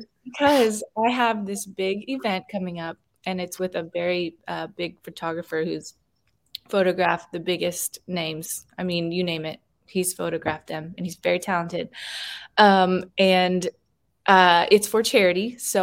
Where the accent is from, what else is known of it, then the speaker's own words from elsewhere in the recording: the South, United States; I think maybe because I was born in the South and raised in the South, I just don't want to be naked on camera.